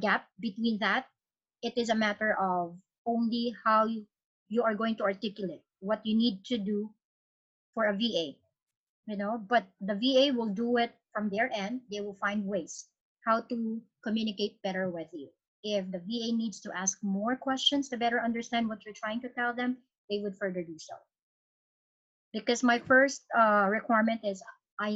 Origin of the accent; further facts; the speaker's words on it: Philippines; I'm Philippines